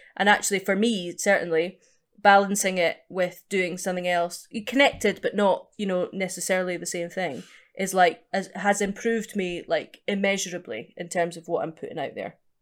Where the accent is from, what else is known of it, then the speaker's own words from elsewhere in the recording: East Coast of Scotland, United Kingdom; also born or lived in Edinburgh; now in London, United Kingdom; I'm from the East Coast, so it was Edinburgh where I was doing the majority of my gigs